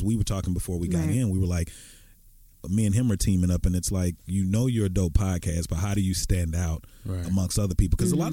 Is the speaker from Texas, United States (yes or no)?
yes; Dallas, Texas, United States; we're from the South, we're from Dallas